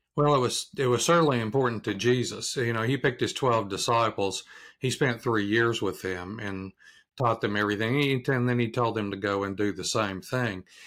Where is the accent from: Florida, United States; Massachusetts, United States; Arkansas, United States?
Arkansas, United States; now in Durham, United States; I'm from Arkansas originally